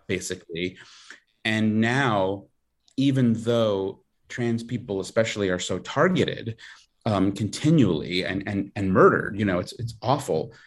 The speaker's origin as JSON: {"language": "English", "area": "Long Island", "region": "New York", "country": "United States", "said": "I'm from Long Island"}